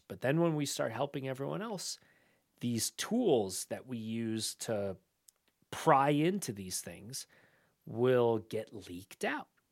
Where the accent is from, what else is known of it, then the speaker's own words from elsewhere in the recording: United States; as an American